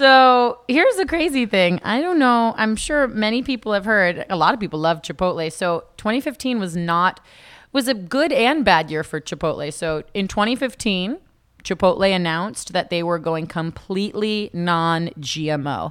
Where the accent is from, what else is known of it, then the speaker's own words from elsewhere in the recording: South Florida, United States; also born or lived in Tallahassee, Florida; I was born and raised in South Florida